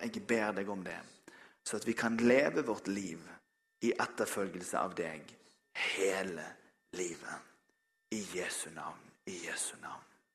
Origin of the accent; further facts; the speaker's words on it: Bergen, Vestland, Norway; jeg er bergenser